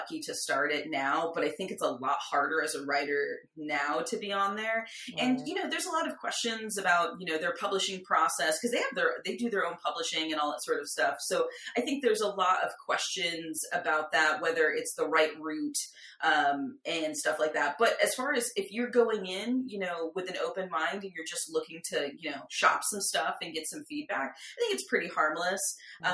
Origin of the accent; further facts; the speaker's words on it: San Diego, California, United States; moved away as an adult; now in Los Angeles, United States; I grew up in a big city. I'm from San Diego and now I live